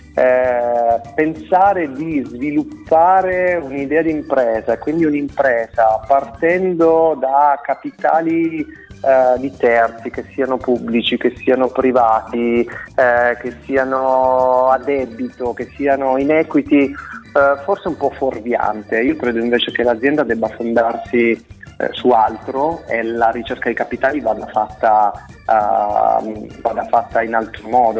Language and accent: Italian; Caltagirone, Sicily, Italy; moved away as an adult; also born or lived in Milan; dalla mia terra di origine